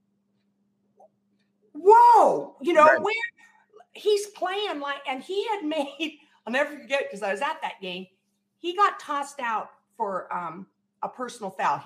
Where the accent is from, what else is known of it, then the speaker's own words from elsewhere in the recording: Central Valley, California, United States; I'm from the Central Valley. I'm in Modesto.